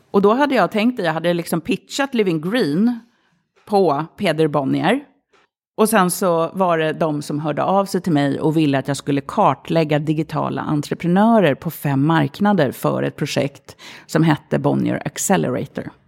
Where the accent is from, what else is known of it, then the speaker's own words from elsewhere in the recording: Stureby, Stockholm County, Sweden; Det är ju otroligt mycket mediamänniskor som bor i Stureby och tv-profiler och så vidare. Eh, då för tiden eh, så var det arbetarklass. Det fanns inte en invandrare så långt ögat nådde. Alla mina kompisar hette Jenny, Linda, Jessica, Anna